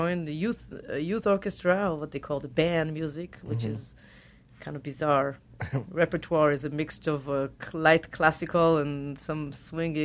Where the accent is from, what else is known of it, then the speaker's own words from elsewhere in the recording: Tel Aviv, Tel Aviv District, Israel; accent: Israeli; English is a second language; moved away as an adult; also born or lived in Boston; We grew up in Tel Aviv